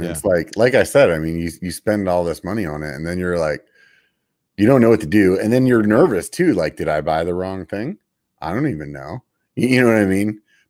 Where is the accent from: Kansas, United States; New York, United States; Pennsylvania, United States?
Pennsylvania, United States; Like I'm from Pennsylvania, man.